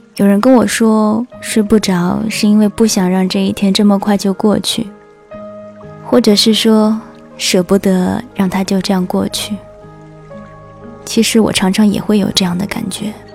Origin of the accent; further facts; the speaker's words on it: China; 那我们中国人呢？说汉语的。